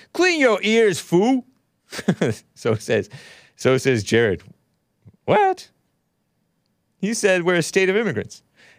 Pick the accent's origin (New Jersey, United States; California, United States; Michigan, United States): California, United States; Yes, I am native to this continent. I'm native to this country. I'm native Californian.